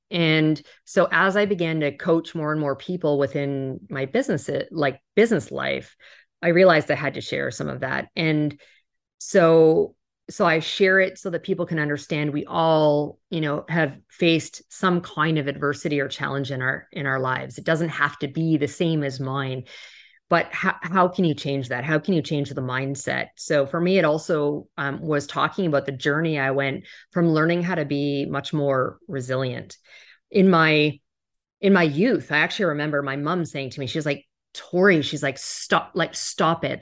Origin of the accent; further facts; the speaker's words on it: Canada; also born or lived in New York; now in Miami, United States; I do live in Miami now, but I'm originally Canadian